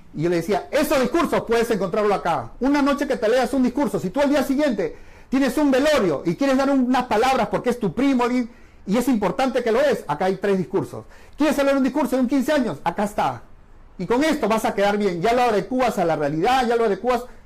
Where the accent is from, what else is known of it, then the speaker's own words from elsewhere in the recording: Lima, Peru; los que somos de acá de Perú, Lima